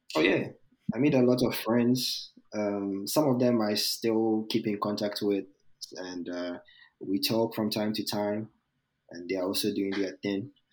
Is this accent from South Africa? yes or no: no; Ghana; moved away as an adult; also born or lived in New York, United States; now in Georgia, United States; I'm from Ghana, so our, uh, in our educational system, when you get to high school